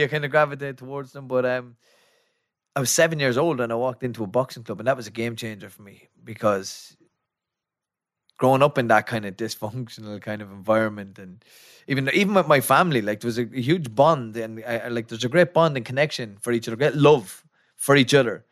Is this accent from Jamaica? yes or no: no; Athy, Leinster, Ireland; I'm from Atai, County Kildare